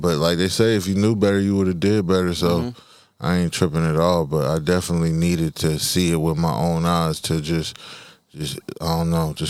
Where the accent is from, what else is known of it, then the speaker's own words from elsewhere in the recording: Charlotte, North Carolina, United States; also born or lived in Congo; growing up in Charlotte, in America